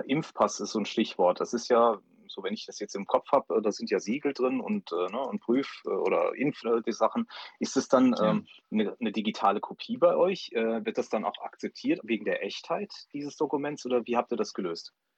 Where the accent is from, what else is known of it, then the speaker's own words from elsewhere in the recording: Saarbrücken, Saarland, Germany; ich bin äh, in, in Saarbrücken geboren und ähm, ich bin mal weggezogen, aber bin dann wieder hergekommen